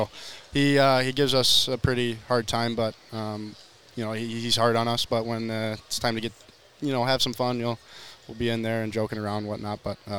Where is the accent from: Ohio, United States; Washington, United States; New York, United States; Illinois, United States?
Illinois, United States; Chicago; I'm from Chicago.